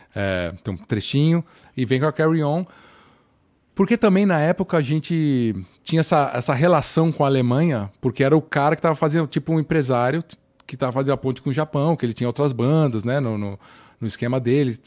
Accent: Brazil; moved away as an adult; also born or lived in United States; now in Finland; eu crescendo no Brasil

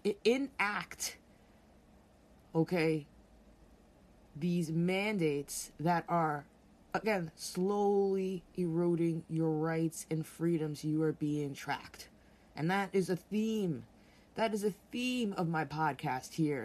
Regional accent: New York, United States; being a New Yorker, I was born and raised here. I grew up here

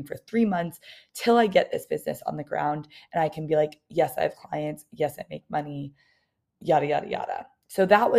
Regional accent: New York, United States; I was from New York

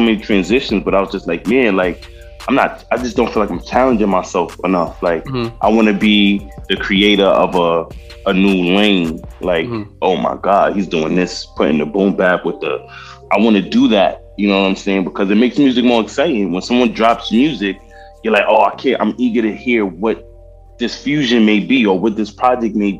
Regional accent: New York City, New York, United States; being from the Bronx and growing up in the Bronx with all the stuff I've seen growing up

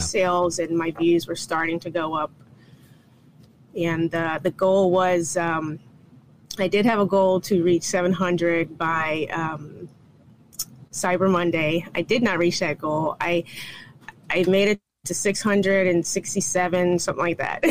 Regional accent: North Carolina, United States; moved away; I'm actually from North Carolina

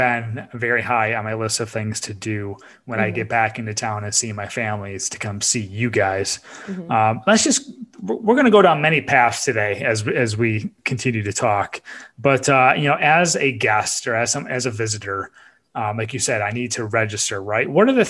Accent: Binghamton, New York, United States; also born or lived in Utica, New York; I'm from upstate New York, born and raised. So born in Utica area and then moved to the Binghamton area when I was like 8 years old, and my whole family still lives there.

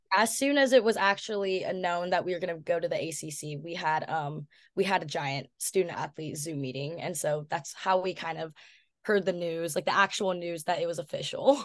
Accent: Washington, United States; moved away as an adult; now in Berkeley, United States; growing up in Washington

